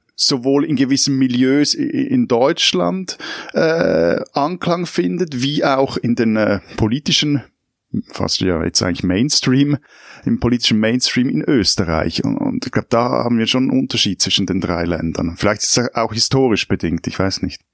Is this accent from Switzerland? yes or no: yes; Switzerland; meiner Schweizer Optik